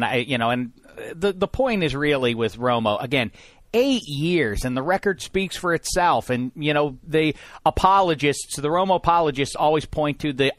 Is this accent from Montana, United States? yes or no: no; Pittsburgh, Pennsylvania, United States; Now, I'm from Pittsburgh.